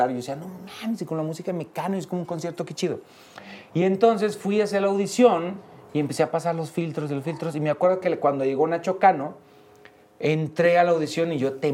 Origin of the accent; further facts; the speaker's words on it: Tepatitlán de Morelos, Jalisco, Mexico; Pues mira, yo nací en Tepatitlán de Morelos, Jalisco. {S255} {S3} No, o sea, yo soy de Tepatitlán.